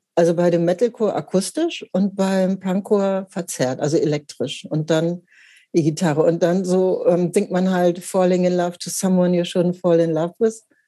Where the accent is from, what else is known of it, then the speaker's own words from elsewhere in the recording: Hanover, Lower Saxony, Germany; moved away as an adult; now in Hamburg, Germany; ich bin äh, in Mittelfeld groß geworden in Hannover